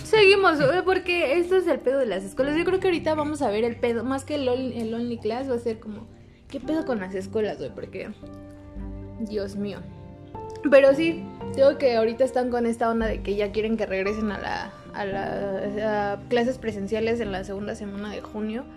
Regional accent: State of Mexico, Mexico; somos del estado de México

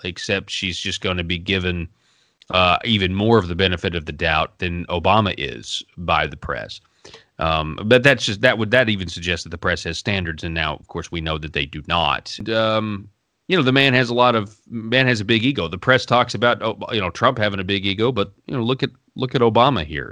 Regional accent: Arkansas, United States; I'm from Arkansas

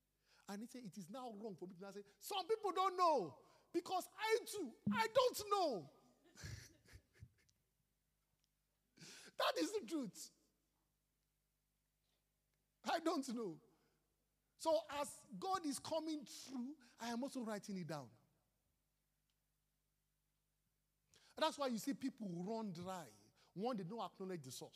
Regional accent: Nigeria; I am blessed to be a Nigerian.

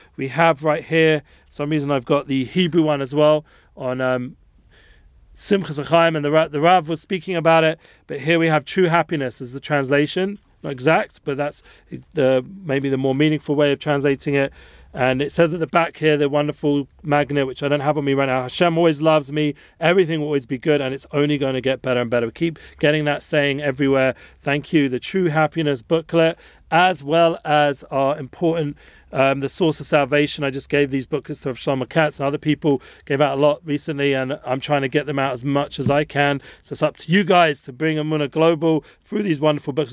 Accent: England, United Kingdom; being English

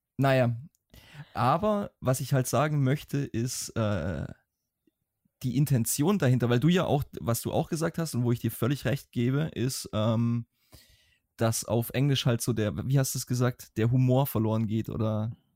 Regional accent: Swabia, Baden-Württemberg, Germany; accent: Swabian; ich schwäbel immer noch, aber ich, ich persönlich habe das Gefühl, dass mein schwäbischer Akzent im Deutschen um einiges besser geworden ist

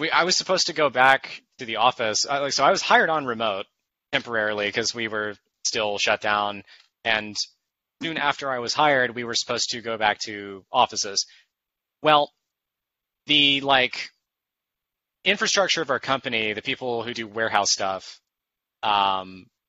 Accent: Macon, Georgia, United States; moved away as an adult; also born or lived in Atlanta; my hometown of Macon

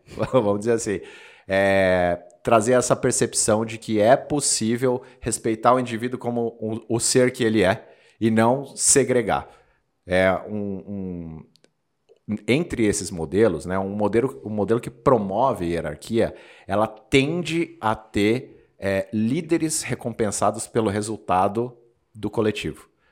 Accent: Osasco, São Paulo, Brazil; Eu sou de Osasco, Os, cidade de Os, onde temos lá a sede de um grande banco um bancão, e a cidade inteira era orientada a trabalhar nesse, nesse grande bancão.

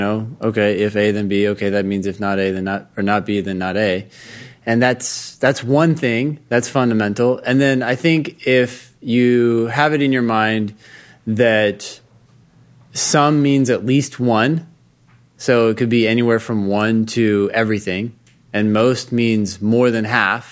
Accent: Palo Alto, California, United States; I'm from Palo Alto

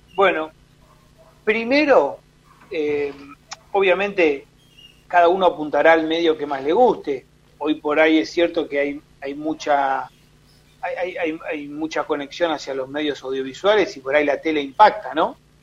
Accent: Rosario, Santa Fe, Argentina; nací en Rosario, eh, mis viejos en ese momento, bueno, estaban viviendo ahí

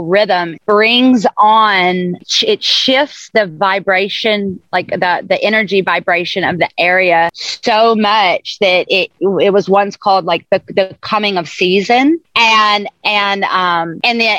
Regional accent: the South, United States; moved away; also born or lived in islands; I'm from the South. I was raised in the South, and then I've lived on islands pretty much all over the ocean

